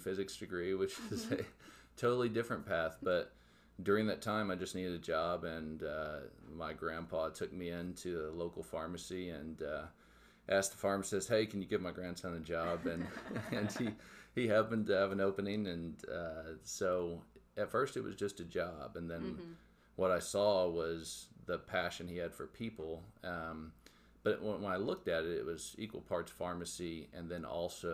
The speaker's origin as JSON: {"language": "English", "town": "Tahlequah", "region": "Oklahoma", "country": "United States", "tie": "born or raised there", "also_born_or_lived": "Miami, Oklahoma", "moved": "as an adult", "lives_now": "Joplin, United States", "said": "I grew up in Tahlequah, Oklahoma"}